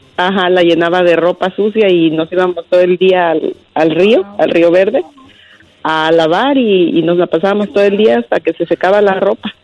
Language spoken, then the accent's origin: Spanish; Costa Chica near Puerto Escondido, Oaxaca, Mexico; moved away; yo soy de Oaxaca y vivíamos en la costa chica de Oaxaca, eh, cerca de la playa de Puerto Escondido